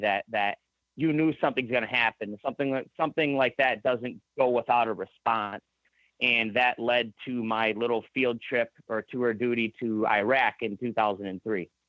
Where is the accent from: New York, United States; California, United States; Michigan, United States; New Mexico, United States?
Michigan, United States; also born or lived in Shelby Township, Michigan / Holly, Michigan; I'm not bashful to tell anybody I'm from Michigan though. Like I, okay. I I'm proud I'm from here.